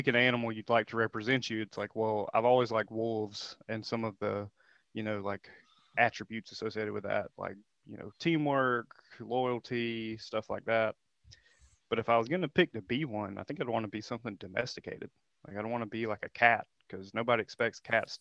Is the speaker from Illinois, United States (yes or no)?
no; Cheraw, South Carolina, United States; I'm from a small town in South Carolina called Charal